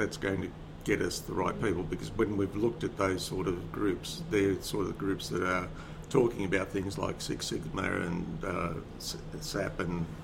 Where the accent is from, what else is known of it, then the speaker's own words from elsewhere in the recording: Sydney, New South Wales, Australia; I'm from Sydney